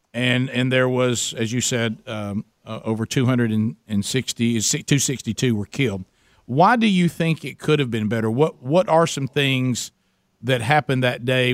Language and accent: English; Calhoun County, Alabama, United States; I come from Calhoun County, Alabama